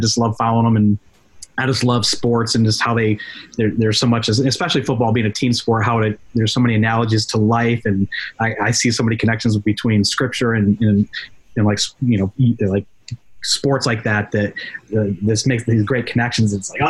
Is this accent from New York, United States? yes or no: yes; upstate New York, United States; moved away as an adult; I'm originally from upstate New York